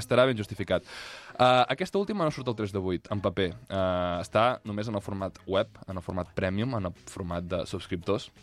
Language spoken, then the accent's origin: Catalan; Catalonia, Spain; com a català